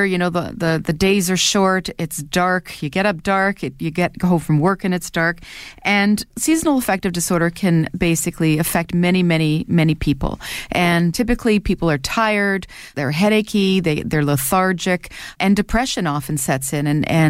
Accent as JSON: {"language": "English", "country": "Canada", "said": "And as a Canadian, if you're not taking vitamin D, you're probably low in vitamin D."}